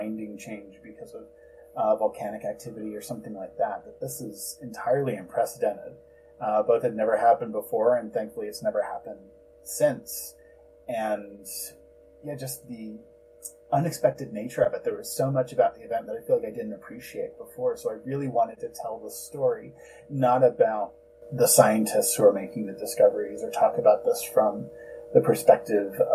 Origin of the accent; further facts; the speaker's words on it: New Jersey, United States; Growing up in New Jersey